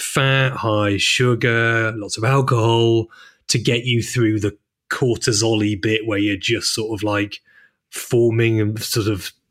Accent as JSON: {"language": "English", "town": "Chester", "region": "North West England", "country": "United Kingdom", "also_born_or_lived": "Manchester", "said": "I'm from Chester, but I'm more Mancunian than I am, more Manc than monk"}